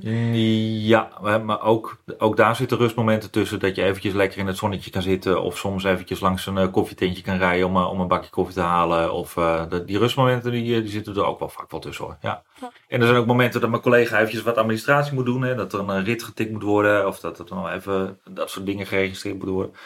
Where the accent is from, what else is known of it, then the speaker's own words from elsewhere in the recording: Gooi en Vechtstreek, North Holland, Netherlands; Ik woon, ik kom uit Gooienvechtstreek